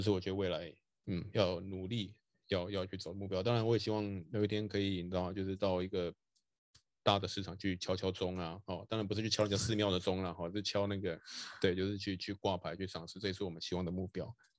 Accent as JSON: {"language": "Chinese", "country": "Taiwan", "tie": "born or raised there", "said": "我也是一个就是在台湾土生土长，嗯，没有出国念书的一个人嘛"}